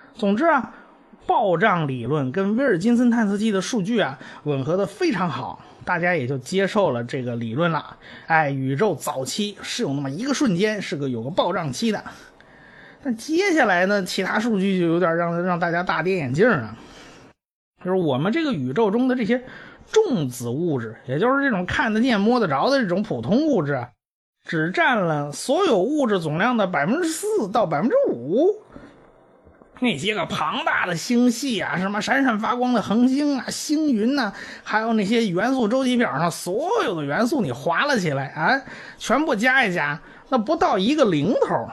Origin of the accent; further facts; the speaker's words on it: China; 我们中国人